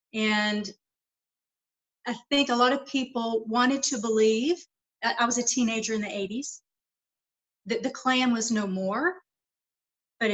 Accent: Lawrenceville, Georgia, United States; also born or lived in Atlanta / Savannah; now in Las Vegas, United States; So it starts in my hometown of Lawrenceville with those experiences. Then I moved to Atlanta, which was more cosmopolitan.

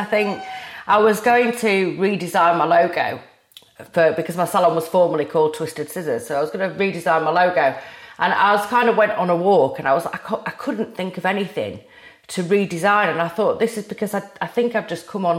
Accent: Rotherham, Yorkshire and the Humber, United Kingdom; moved back to my hometown of Rotherham

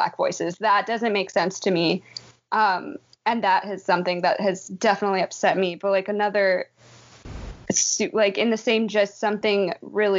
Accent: Minnesota, United States; as a Minnesotan

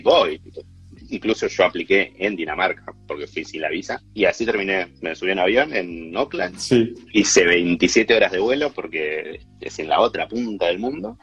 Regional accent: Ushuaia, Tierra del Fuego, Argentina; moved away as an adult; now in New Zealand; Yo vengo de Ushuaia

